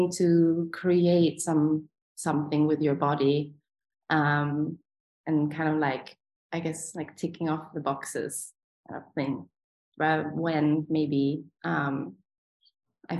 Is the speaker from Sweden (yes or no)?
yes; Sweden; moved away as an adult; also born or lived in Vienna, Austria; now in San Francisco, United States; I was born in Sweden, and my parents were both dancers